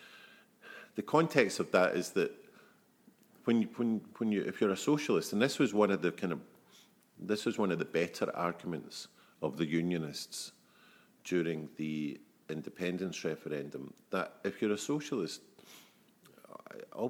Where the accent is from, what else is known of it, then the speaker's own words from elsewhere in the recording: Scotland, United Kingdom; when you're a child growing up in Scotland